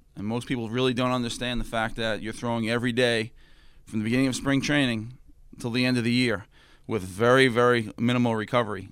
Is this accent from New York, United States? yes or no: yes; Valley Stream, New York, United States; moved away as an adult; also born or lived in North Carolina / Central Florida / Pittsburgh; now in Cincinnati, United States; I grew up in Valley Stream, New York.